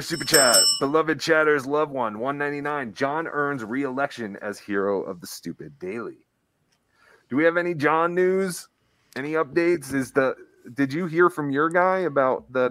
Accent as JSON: {"language": "English", "region": "New Jersey", "country": "United States", "tie": "born or raised there", "moved": "yes", "lives_now": "Colorado, United States", "said": "growing up in New Jersey"}